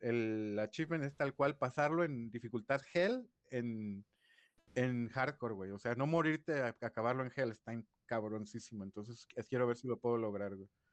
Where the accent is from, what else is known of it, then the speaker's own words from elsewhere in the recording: Guadalajara, Jalisco, Mexico; also born or lived in Mexico City; Nací en la Ciudad de México, pero desde los cinco vivo aquí en Guadalajara